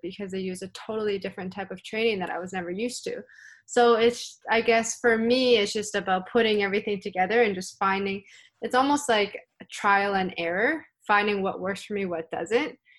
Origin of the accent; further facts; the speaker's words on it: Canada; I am from the Pan Am region